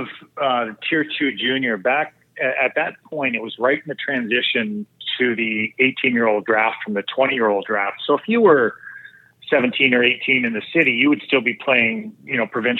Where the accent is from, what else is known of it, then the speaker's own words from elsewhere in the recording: Toronto, Ontario, Canada; also born or lived in Timmins, Ontario; I was born in Timmins, so didn't actually play organized hockey up there. And moved to the Toronto area, the west end of Toronto, when I was 8 years old.